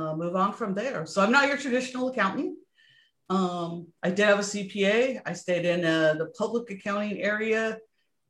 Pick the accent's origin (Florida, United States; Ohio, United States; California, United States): California, United States; Montrose; I grew up in California in a little town called Montrose, which is in the just north